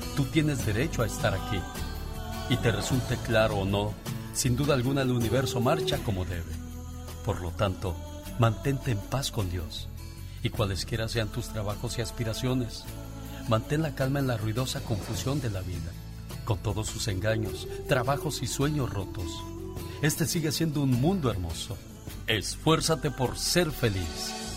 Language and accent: Spanish; Tamaulipas, Mexico; moved away